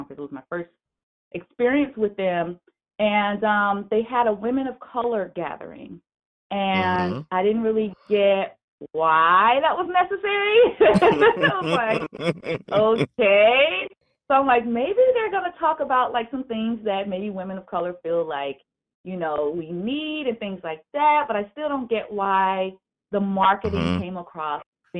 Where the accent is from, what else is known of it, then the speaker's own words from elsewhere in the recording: Atlanta, Georgia, United States; I'm originally from Atlanta, Georgia